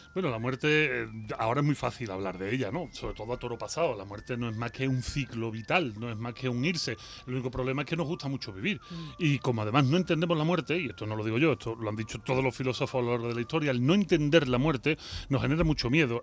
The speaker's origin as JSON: {"language": "Spanish", "town": "Seville", "region": "Andalusia", "country": "Spain", "tie": "born or raised there", "also_born_or_lived": "Mexico", "accent": "Sevillian", "moved": "as an adult", "said": "yo soy de Sevilla, si yo me crio en la Macarena"}